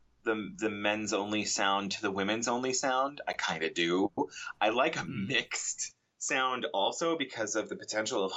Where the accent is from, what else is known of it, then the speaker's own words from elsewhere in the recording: Portland, Oregon, United States; I was born in Portland, Oregon, and the music scene in Portland, Oregon dictated lots and lots of involvement